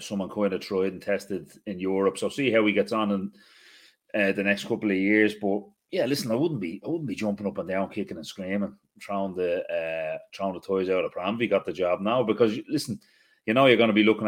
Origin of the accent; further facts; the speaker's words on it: Ireland; being Irish